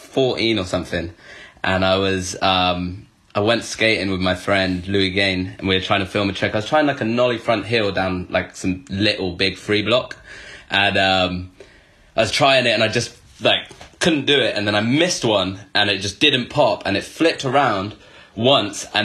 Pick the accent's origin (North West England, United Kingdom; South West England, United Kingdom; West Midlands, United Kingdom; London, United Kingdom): South West England, United Kingdom; Bristol; I'm from Bristol, and I started skating when I was 12